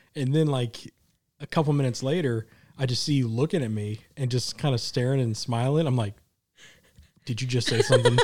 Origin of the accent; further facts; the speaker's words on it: Midwest, United States; I'm from the Midwest. I lived in Tornado Alley my whole life